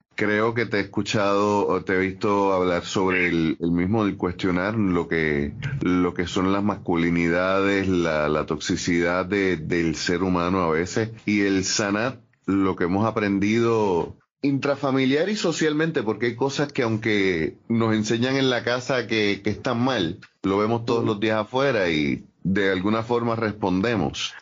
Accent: Ponce, Puerto Rico; soy de Ponce

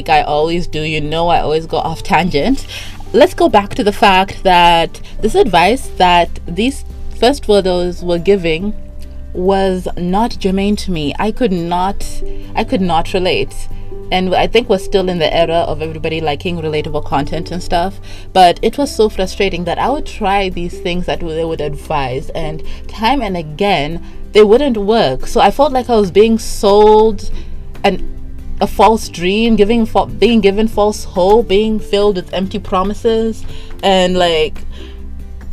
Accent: Zimbabwe; I'm from Zimbabwe, which is like the third world country of third world countries

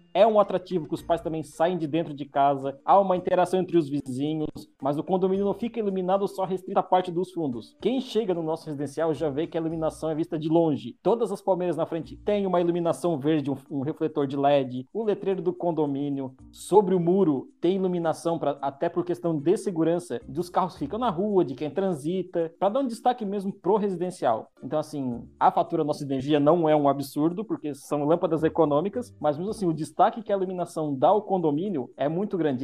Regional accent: Santa Catarina, Brazil; eu moro em Criciúma, sou de Santa Catarina, sul do Brasil

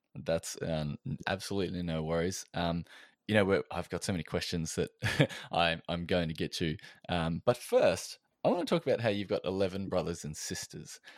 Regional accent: Australia

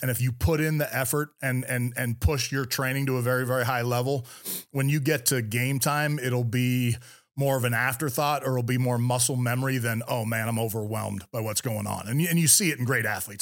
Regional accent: Bay Area, California, United States; I grew up in the Bay Area, California, right in the heart of Silicon Valley

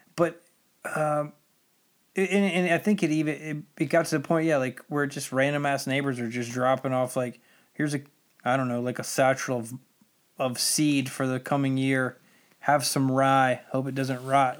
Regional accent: United States; being American

